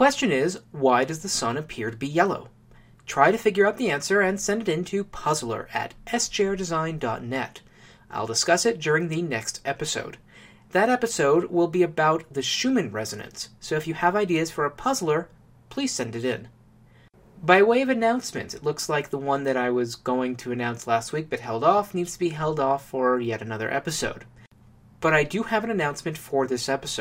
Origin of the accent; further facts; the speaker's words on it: Ohio, United States; I was raised in Ohio